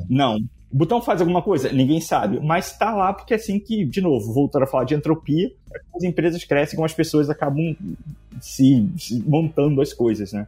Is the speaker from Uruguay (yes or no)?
no; Brazil; moved away as an adult; eu saí do Brasil em 2007.